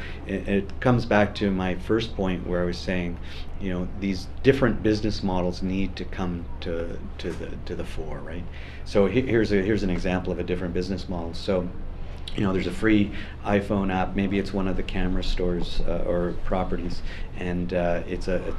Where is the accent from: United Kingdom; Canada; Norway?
Canada; Vancouver, British Columbia; I'm from Vancouver